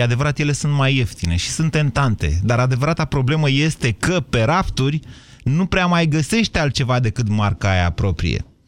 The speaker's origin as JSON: {"language": "Romanian", "region": "Oltenia", "country": "Romania", "tie": "born or raised there", "said": "eu sunt din, nu de la Dăbuleni, dar sunt din Oltenia, în copilărie, vă rog să mă credeți că niște ani de zile am vândut lubenite în piață"}